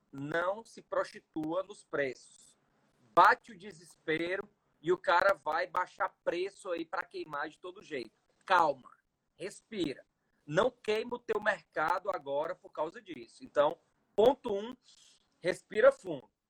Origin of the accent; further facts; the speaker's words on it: Ceará, Brazil; falar aqui como cearense